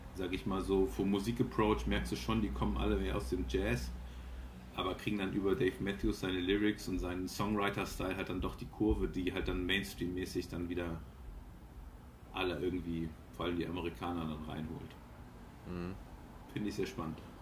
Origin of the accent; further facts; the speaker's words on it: Cologne, North Rhine-Westphalia, Germany; gebürtiger Kölner